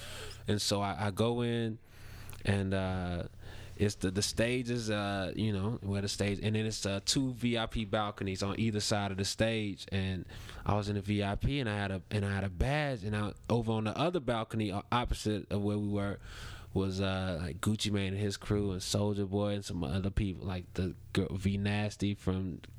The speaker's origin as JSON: {"language": "English", "town": "Chicago", "region": "Illinois", "country": "United States", "tie": "born or raised there", "moved": "yes", "said": "He got me working in my hometown"}